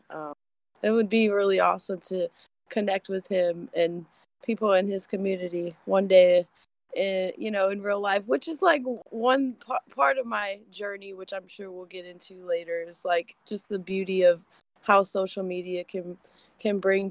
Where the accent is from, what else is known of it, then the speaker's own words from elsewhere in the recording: Lake Wales, Florida, United States; moved away as an adult; also born or lived in Colorado / Maryland; I'm originally from a very small town in Florida, Central Florida, called Lake Wales